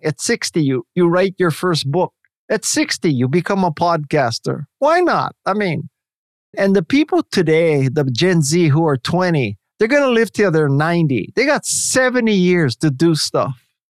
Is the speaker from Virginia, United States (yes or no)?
no; Hawaii, United States; moved away; because I'm from Hawaii